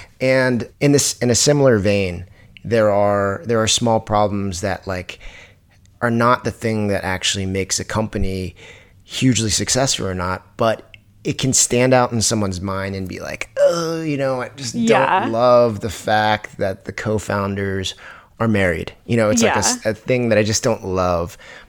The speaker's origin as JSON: {"language": "English", "region": "Virginia", "country": "United States", "said": "You know, I'm originally from Virginia"}